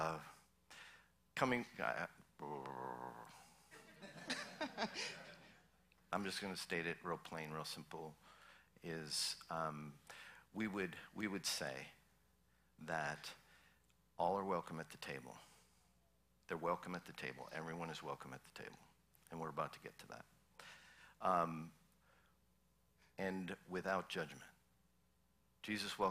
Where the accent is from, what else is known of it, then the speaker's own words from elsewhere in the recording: Minnesota, United States; I grew up in Minnesota